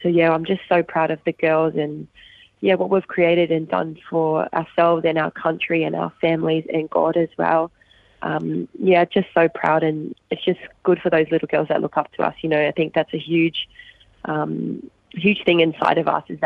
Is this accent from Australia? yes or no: yes; Logan, Queensland, Australia; I am from Brisbane, Queensland, Australia. I grew up in a suburb called Logan. Was born and raised there, still currently living there